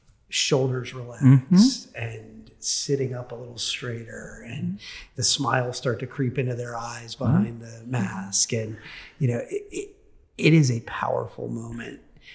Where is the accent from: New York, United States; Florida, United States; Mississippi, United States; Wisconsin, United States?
Florida, United States; I grew up in Florida. I know I'm not going to melt.